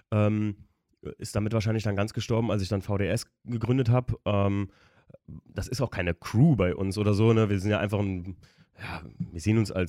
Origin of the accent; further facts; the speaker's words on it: Koblenz, Rhineland-Palatinate, Germany; Also das ist hier bei uns in der Gegend, also wir kommen hier alle aus der Gegend um Koblenz rum und das ist in, hier in der Eifel in Polch